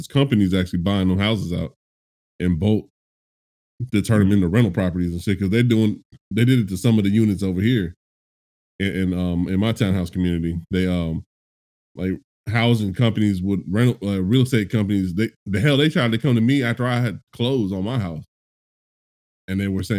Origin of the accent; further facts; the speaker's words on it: California, United States; moved away; When I was growing up in California